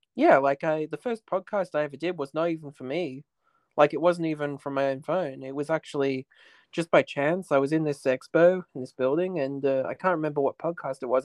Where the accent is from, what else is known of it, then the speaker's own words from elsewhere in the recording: Australia; growing up in Australia